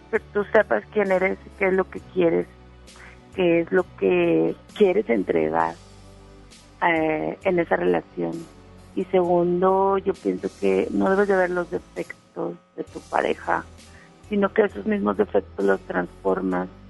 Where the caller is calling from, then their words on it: Solidaridad, Quintana Roo, Mexico; de acá de Solidaridad.